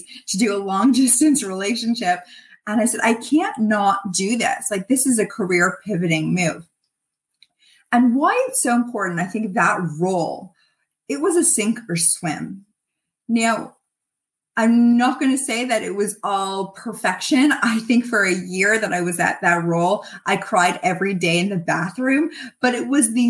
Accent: Toronto, Ontario, Canada; also born or lived in Montreal; I'm from Toronto and went to school in Montreal. And I had come back to Toronto

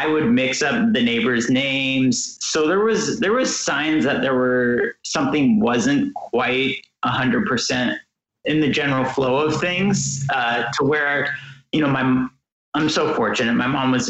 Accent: Portland, United States; I was growing up in Portland.

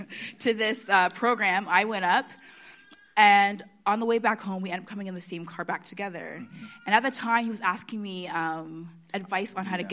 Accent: Canada; also born or lived in Michigan; very, you know, we went to school in Michigan. So we were this very few Canadians. So I recognized him being Canadian.

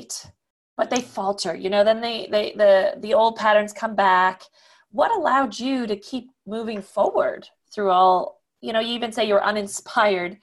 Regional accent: the French part of Canada, Quebec, Canada; moved away; also born or lived in Switzerland; I come from the French part of Canada, but I haven't lived there for a long time

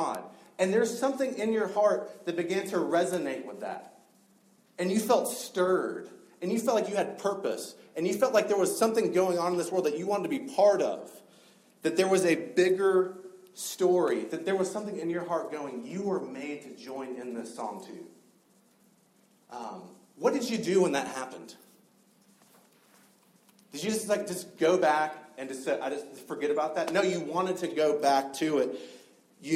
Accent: South Georgia, United States; moved away; I grew up in South Georgia

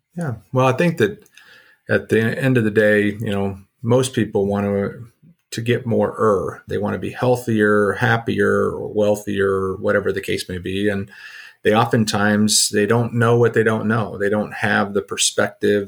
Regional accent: Southern California, United States; moved away as an adult; also born or lived in South Dakota; my background is I grew up in Southern California.

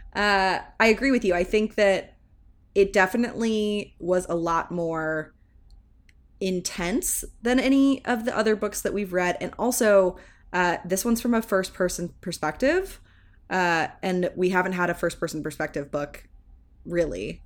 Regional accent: the South, United States; growing up in the South

